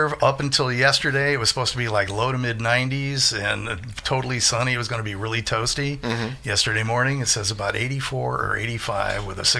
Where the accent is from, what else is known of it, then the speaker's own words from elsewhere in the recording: St. Louis, Missouri, United States; I'm originally from St. Louis. St. Louis. Yeah, so I grew up there.